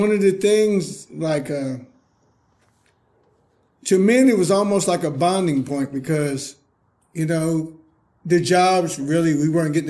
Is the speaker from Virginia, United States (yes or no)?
yes; Virginia, United States; I grew up on Sunnyside, which is Sunnyside Baptist Caroline.